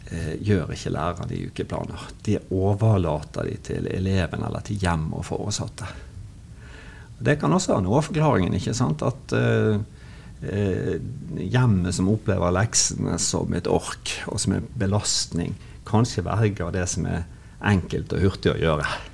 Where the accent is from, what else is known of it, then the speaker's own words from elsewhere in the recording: Bergen, Vestland, Norway; accent: Bergen dialect; moved away as an adult; now in Kristiansand, Norway; som dialekten avslører, det er jo vanskelig å skjule, så er jo jeg eh, bergenser. Født og oppvokst i Bergen